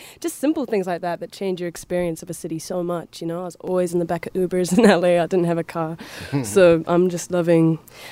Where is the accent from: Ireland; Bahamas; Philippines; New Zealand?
New Zealand; Hamilton, Waikato; moved away as an adult; from New Zealand